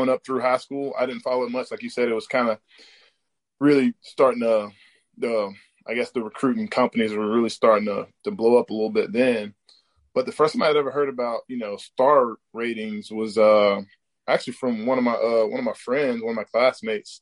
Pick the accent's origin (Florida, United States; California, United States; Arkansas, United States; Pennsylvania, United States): Florida, United States; St. Augustine; Here in St. Augustine, Hastings, Florida area